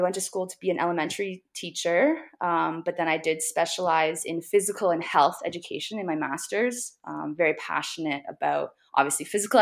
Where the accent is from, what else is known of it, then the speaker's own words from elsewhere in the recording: Hamilton, Ontario, Canada; also born or lived in Nova Scotia / Toronto; grew up in Hamilton, Ontario. I now live in Toronto